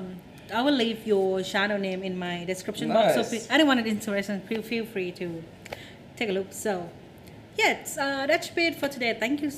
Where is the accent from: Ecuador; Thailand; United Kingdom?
Thailand; English is a second language; That is not only hard for foreigner learning Thai, but for Thai learning English too. Because when I first started in 11, I was very young.